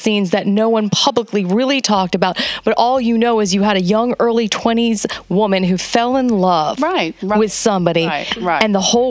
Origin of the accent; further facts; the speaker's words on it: Miami, Florida, United States; But in Miami, I'm from Miami.